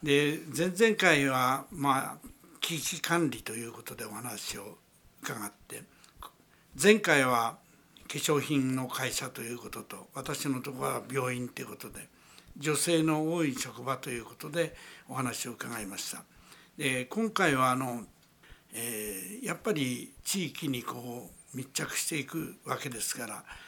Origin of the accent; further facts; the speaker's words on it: Kawagoe, Saitama, Japan; 私の場合あの川越の出身なもんですからね